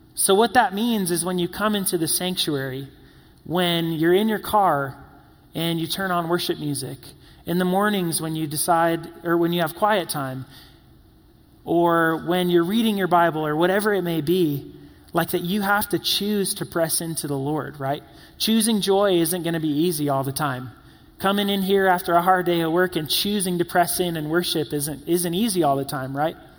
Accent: South Carolina, United States; also born or lived in New York / Florida; growing up in South Carolina

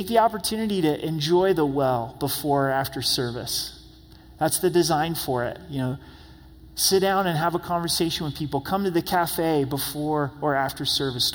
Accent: United States; us as American Christians, me included

